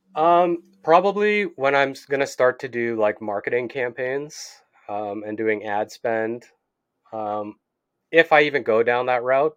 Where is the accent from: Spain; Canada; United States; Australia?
Canada; I'm from Canada